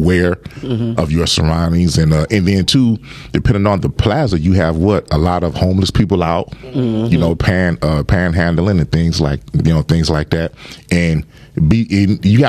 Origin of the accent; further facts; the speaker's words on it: Lawton, United States; from the hood. I grew up living in Lawton.